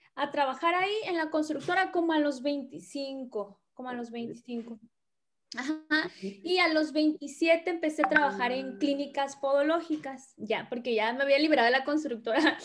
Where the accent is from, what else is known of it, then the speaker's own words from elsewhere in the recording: Tabasco, Mexico; moved away as an adult; now in Hermosillo, Mexico; originaria, soy del estado de Tabasco